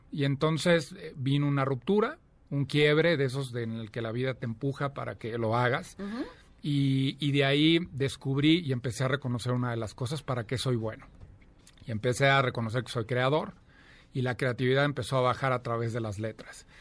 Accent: Celaya, Guanajuato, Mexico; moved away as an adult; now in Mexico City, Mexico; nací en Celaya, Guanajuato, llevo ya veintitantos años, 24 años viviendo aquí en la Ciudad de México.

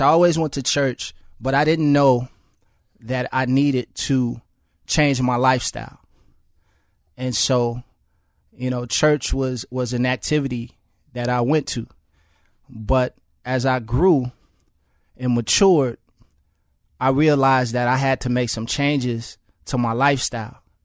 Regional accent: Chicago, Illinois, United States; I grew up in Chicago public housing.

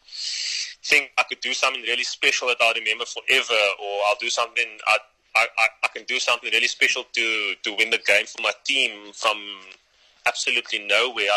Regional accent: Cape Town, Western Cape, South Africa; moved away as an adult; also born or lived in Johannesburg, South Africa; now in Pretoria, South Africa; moved down to Cape Town when I was five. Lived there for 17 years till 22

